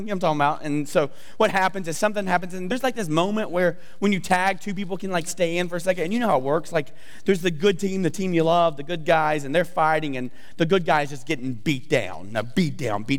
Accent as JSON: {"language": "English", "region": "the South", "country": "United States", "said": "I'm from the South, so a little redneck, talk funny."}